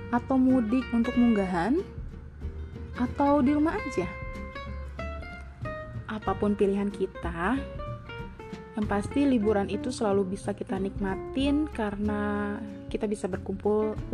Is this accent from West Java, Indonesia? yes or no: yes; Depok, West Java, Indonesia; also born or lived in Jakarta; now in Bandung, Indonesia; Aku ini besarnya berpindah-pindah daerah, berpindah-pindah negara, ngikutin papa kerja tapi tetap asal aku dari Depok. Aku lahir di Jakarta